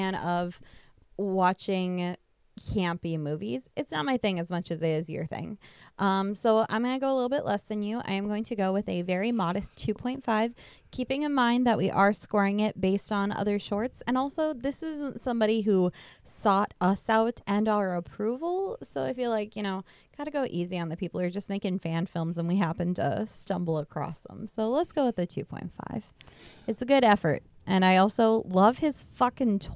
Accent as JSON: {"language": "English", "region": "Minnesota", "country": "United States", "tie": "born or raised there", "said": "a small town, middle of nowhere, basically where I grew up in Minnesota"}